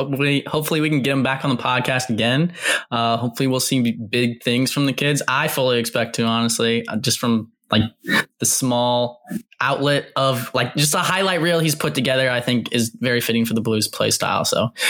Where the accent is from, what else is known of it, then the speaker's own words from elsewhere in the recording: St. Louis, Missouri, United States; also born or lived in Springfield, Missouri; I'm in Springfield, Missouri, but Mike, I'm from St. Louis. I'm just here for like school.